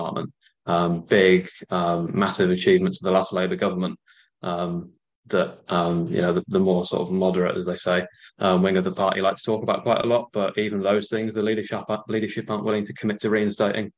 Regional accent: Beverley, Yorkshire and the Humber, United Kingdom; I'm from Beverley

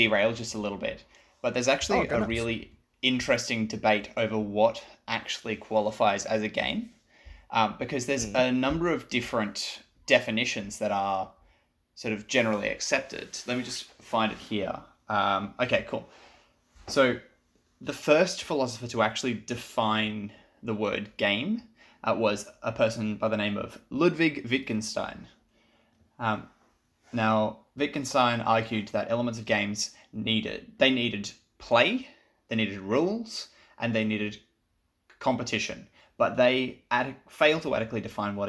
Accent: Sunshine Coast, Queensland, Australia; I'm from Sunshine Coast, so I'm a little bit north of you

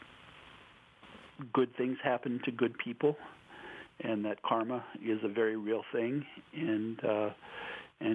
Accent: South Dakota, United States; moved away; I'll say, South Dakota.

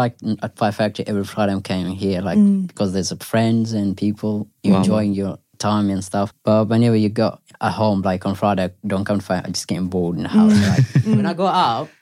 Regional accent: Afghanistan; first language Pashto; English is a second language; now in United Kingdom; I'm originally from Afghanistan. So I speak, there's two languages. One is like Dari, one is Pashto. But I speak Pashto

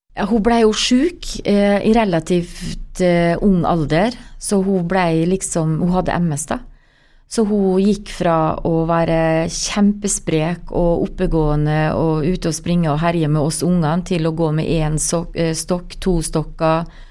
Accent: Molde, Møre og Romsdal, Norway; moved away as an adult; jeg er oppvokst i blokk på Bergmo, eh, nærmere Kviltorp

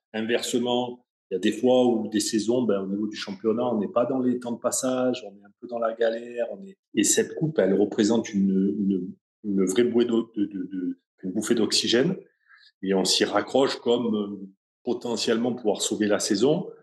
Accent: Sanary-sur-Mer, Provence-Alpes-Côte d'Azur, France; je suis de Sanary

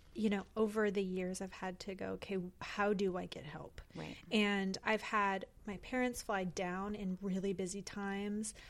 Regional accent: Port Angeles, Washington, United States; moved away; we grew up in the same town, Port yeah. Angeles, Washington

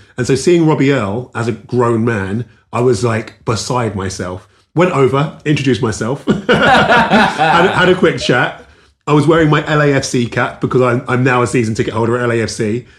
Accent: London, United Kingdom; moved away as an adult; now in Los Angeles, United States; On that note, so I grew up in South London near Wimbledon

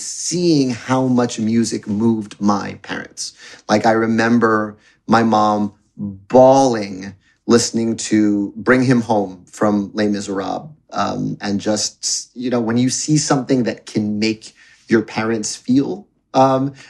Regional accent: New York City, New York, United States; I was born in Roosevelt Hospital in New York City

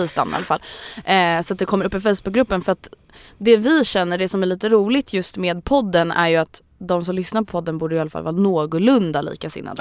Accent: Stockholm, Stockholm County, Sweden; det är söder om söder, så att där jag är uppvuxen

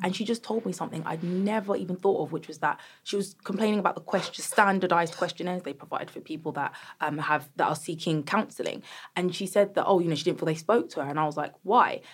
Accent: Croydon, London, United Kingdom; I'm from Croydon

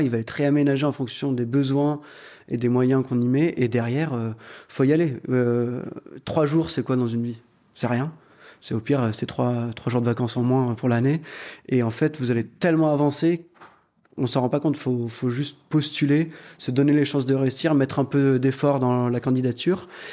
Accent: Lyon, Auvergne-Rhône-Alpes, France; On est originaire de Lyon.

